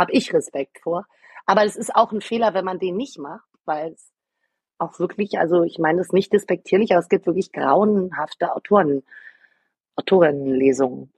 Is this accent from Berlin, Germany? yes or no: yes; Berlin, Germany; Ich bin Berlinerin, mein Vater hat für die Amerikaner im besetzten, in Anführungsstrichen, im befreiten Berlin gearbeitet.